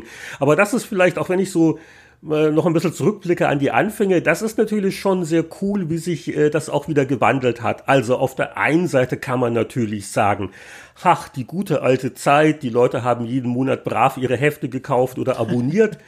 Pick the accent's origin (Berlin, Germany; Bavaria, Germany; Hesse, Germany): Bavaria, Germany; Munich; moved away as an adult; also born or lived in San Francisco Bay Area / Vancouver / Nuremberg; ich bin halt in, in München aufgewachsen, auch beruflich